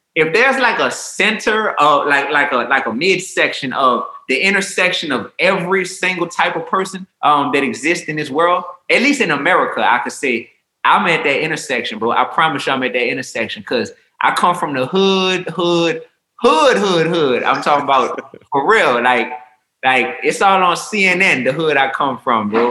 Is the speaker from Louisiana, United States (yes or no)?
yes; New Orleans, Louisiana, United States; I come from New Orleans, Louisiana, which is a big melting pot